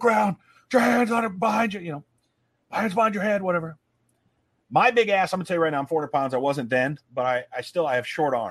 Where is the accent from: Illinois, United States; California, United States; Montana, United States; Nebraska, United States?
Nebraska, United States; Omaha; Omaha. Oh, no, it's my hometown